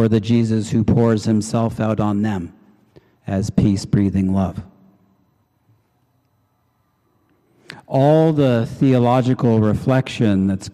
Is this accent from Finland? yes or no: no; Canada; I'm Canadian.